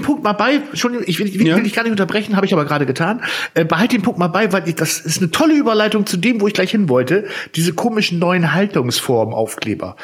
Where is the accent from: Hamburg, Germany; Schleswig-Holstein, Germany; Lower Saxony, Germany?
Lower Saxony, Germany; Zetel; ich komme jetzt ja aus Zetel